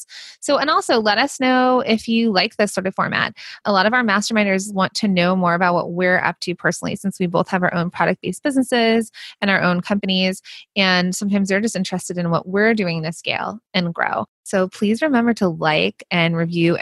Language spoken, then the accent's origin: English; United States; accent: Valley Girl / Jersey Girl; the Valley Girl / Jersey Girl in me, my accent